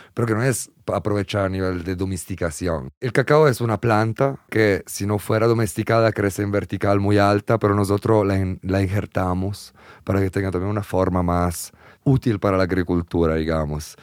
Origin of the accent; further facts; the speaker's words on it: Italy; moved away; en Italia, en mi país